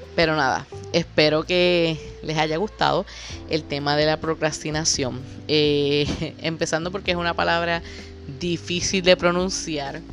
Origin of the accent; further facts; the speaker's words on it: Puerto Rico; Puerto Rico, que es de donde yo soy